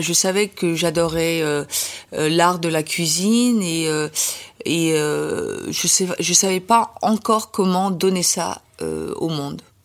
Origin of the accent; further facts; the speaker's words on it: France; je suis française